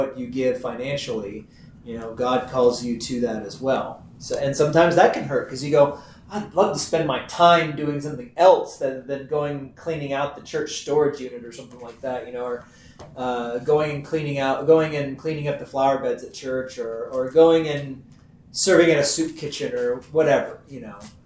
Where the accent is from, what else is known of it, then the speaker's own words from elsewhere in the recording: Texas, United States; I'm from Texas